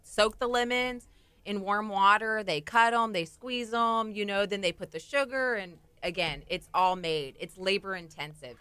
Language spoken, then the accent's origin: English; Corpus Christi, Texas, United States; moved away as an adult; I'm actually, um, formerly from Corpus Christi